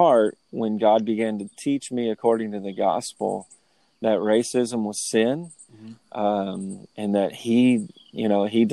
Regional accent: Lewisburg, Tennessee, United States; I grew up in the South. I grew up in Lewisburg, Tennessee

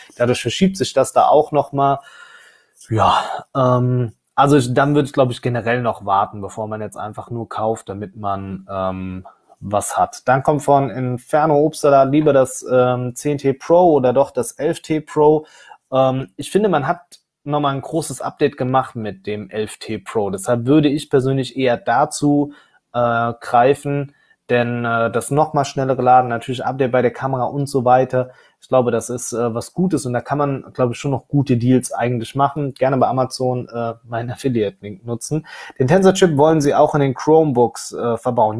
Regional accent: Germany; bei uns in Deutschland

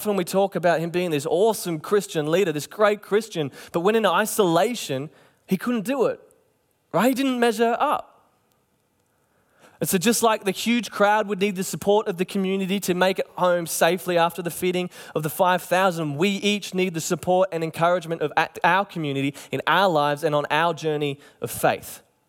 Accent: Cairns, Queensland, Australia; You know, when I was growing up in Cairns, and I'm sure it was the same here

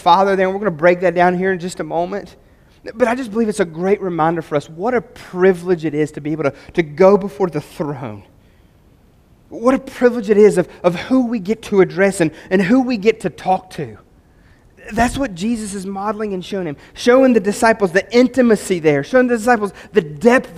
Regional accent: West Virginia, United States

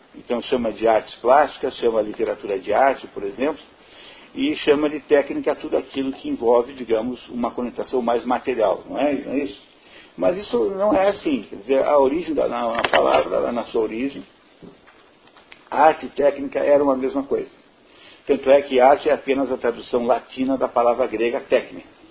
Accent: Brazil

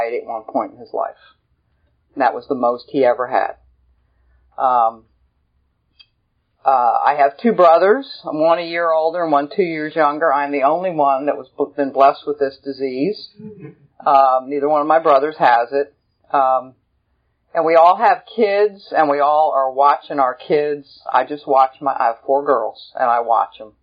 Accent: Lancaster, Pennsylvania, United States; also born or lived in Denver, Colorado; now in Phenix City, United States; I grew up in Lancaster, Pennsylvania

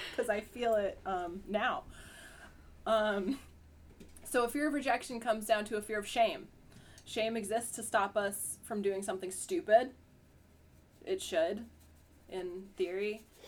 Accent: Huntington, Vermont, United States; I'm from Huntington

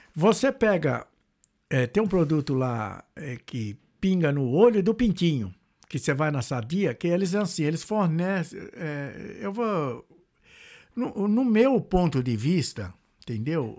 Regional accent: Goiás, Brazil; moved away as an adult; also born or lived in São Paulo / Mato Grosso; now in Dublin, Ireland; Eu morei em Goiás também, fui criado em Goiás, Mato Grosso

